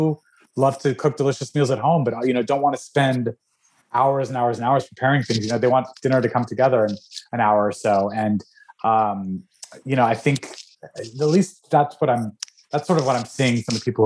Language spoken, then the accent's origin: English; Albuquerque, New Mexico, United States; I was raised in Albuquerque, New Mexico